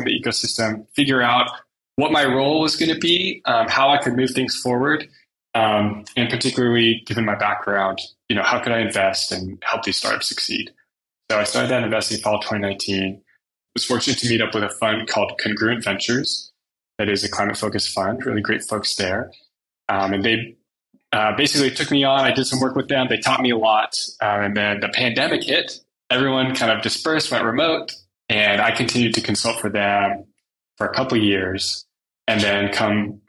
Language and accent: English; Menlo Park, California, United States; I'm from the Bay Area. I grew up in Menlo Park.